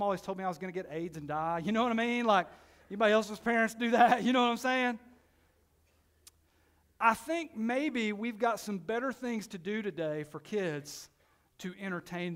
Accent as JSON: {"language": "English", "town": "Knoxville", "region": "Tennessee", "country": "United States", "tie": "born or raised there", "said": "I grew up in Knoxville in the inner city"}